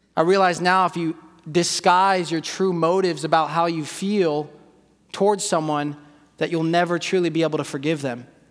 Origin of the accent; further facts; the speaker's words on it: California, United States; I'm from California